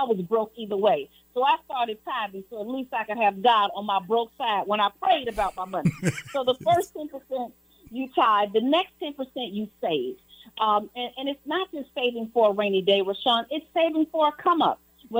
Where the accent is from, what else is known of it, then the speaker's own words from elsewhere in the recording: Chicago, Illinois, United States; I was born and raised in Chicago.